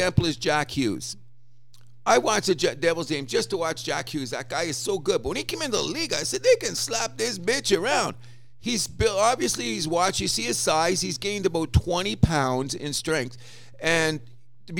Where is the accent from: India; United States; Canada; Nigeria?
Canada; we're Canadian